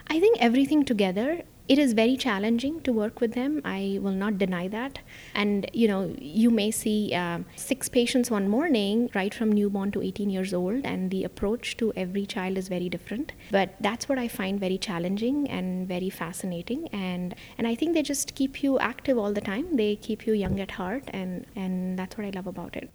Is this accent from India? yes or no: yes; India; moved away as an adult; also born or lived in New York / Miami; now in Orlando, United States; I actually was born and raised in India, and that's where most of my family still is